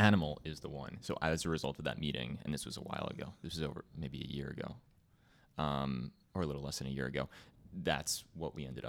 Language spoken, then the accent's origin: English; East Brunswick, New Jersey, United States; East Brunswick, New Jersey.